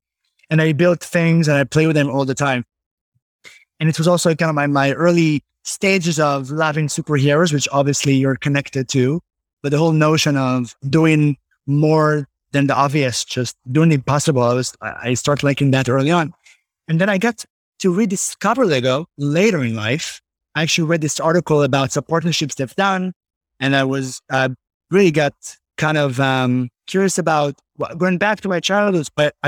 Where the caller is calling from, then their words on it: Tenafly, New Jersey, United States; Well, I'm calling in from my New Jersey Tenafly home. You know, I moved from the city to New Jersey.